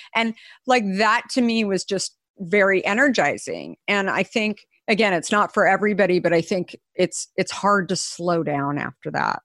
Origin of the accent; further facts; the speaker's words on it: Arizona, United States; moved away; I grew up in Arizona